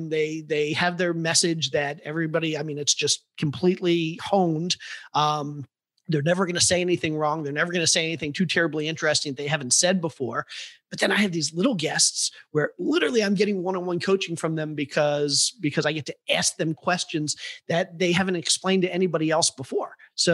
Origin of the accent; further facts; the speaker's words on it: Cleveland, Ohio, United States; I grew up in Cleveland and I went to college and then I started a business.